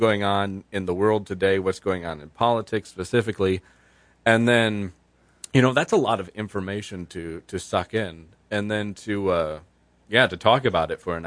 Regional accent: Byron Township, United States; I'm working with a group of citizens in my hometown of Byron Township

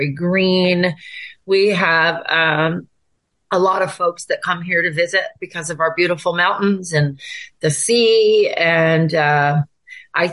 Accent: Tacoma, Washington, United States; I was born and raised in Tacoma, Washington to my parents.

